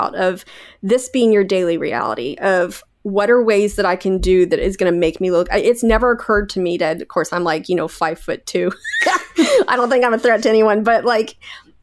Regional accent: Canada; I'm Canadian, eh?

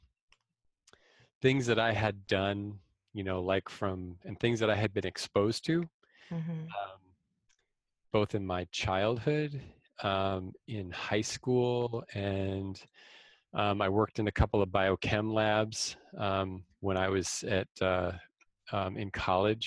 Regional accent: outside of New York City, United States; I grew up outside of New York City

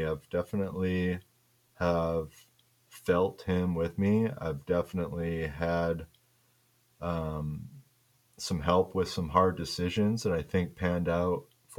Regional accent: Midwest, United States; growing up in the Midwest.

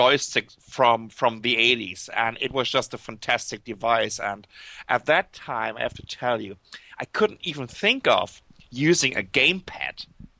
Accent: Germany; accent: German; English is a second language; moved away as an adult; now in Taipei, Taiwan; as you can tell by my accent, I'm German

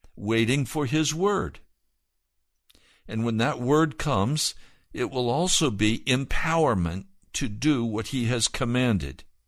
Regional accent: the West, United States; I come from the West. My father worked on a ranch.

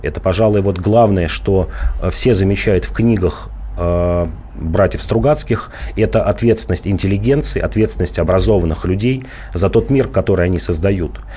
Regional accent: Volgograd, Volgograd Oblast, Russia; moved away; выходец из Волгограда

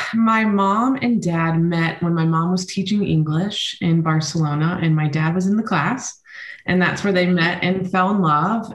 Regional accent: United States; also born or lived in Spain; I spent most of my time growing up in the United States

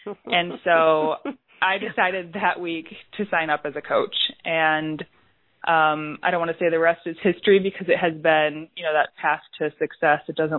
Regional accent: suburbs of Chicago, Illinois, United States; Suburbs of Chicago, Illinois. Oh, okay. Born and raised here.

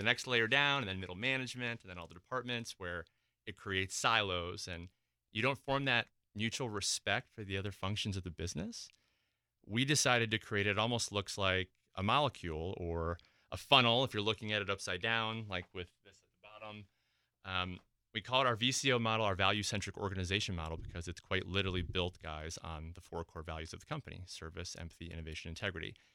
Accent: Midwest, United States; moved away; I'm originally from the Midwest

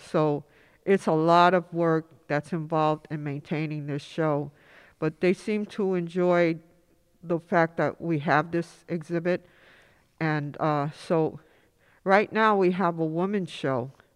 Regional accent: New York City, New York, United States; also born or lived in Upper East Side, Manhattan; growing up in Inwood

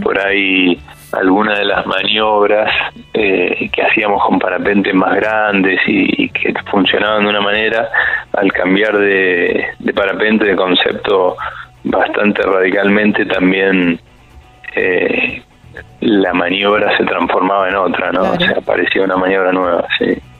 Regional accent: Buenos Aires, Argentina; yo soy de Buenos Aires

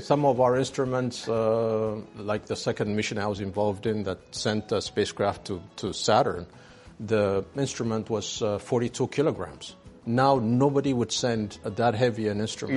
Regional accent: Ethiopia; moved away as an adult; also born or lived in France; I was born in Ethiopia. I went to a French school, uh, local

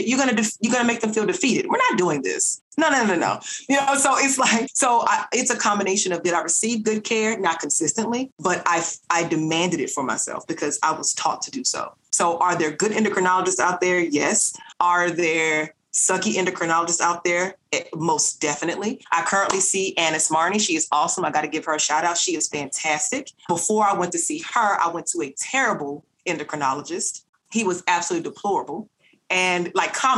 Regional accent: Nashville, Tennessee, United States; I'm originally from North Nashville

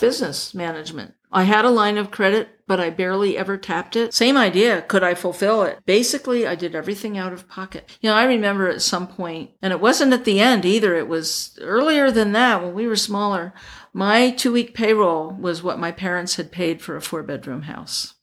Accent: Pennsylvania, United States; now in Los Angeles, United States; bought a place in my hometown in Pennsylvania

